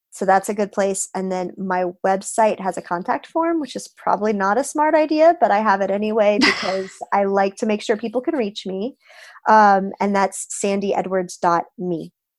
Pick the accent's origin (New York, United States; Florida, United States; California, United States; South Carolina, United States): Florida, United States; am from Florida